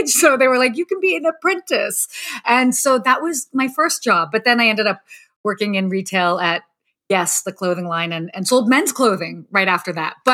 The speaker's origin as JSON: {"language": "English", "country": "United States", "tie": "born or raised there", "said": "being like a young young teenage girl I'd, and growing up in the States, you kind of look at celebrities"}